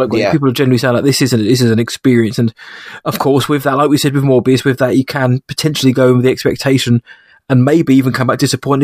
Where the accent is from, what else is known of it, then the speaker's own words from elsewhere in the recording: United Kingdom; as a British man